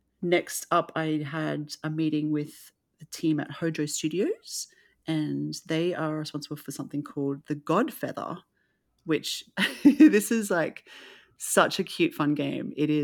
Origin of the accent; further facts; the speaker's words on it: Australia; especially just for me as an Australian to see all this great work coming out of Australia.